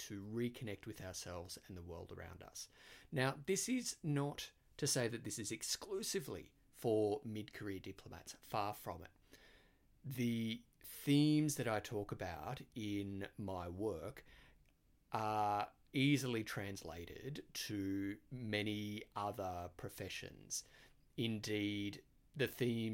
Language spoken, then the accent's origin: English; Australia; accent: Australian; moved away; I am Australian